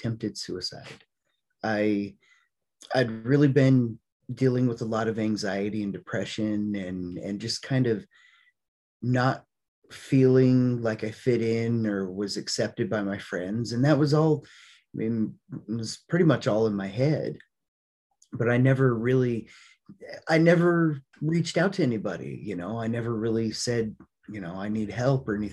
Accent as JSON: {"language": "English", "region": "Colorado", "country": "United States", "tie": "born or raised there", "said": "I decided to move back to the little town I grew up in Colorado"}